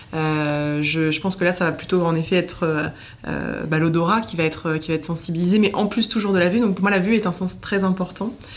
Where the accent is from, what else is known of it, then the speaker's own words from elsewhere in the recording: Nice, Provence-Alpes-Côte d'Azur, France; moved away as an adult; now in Paris, France; j'ai grandi à Nice, j'ai déménagé à Paris euh, jeune pour mes études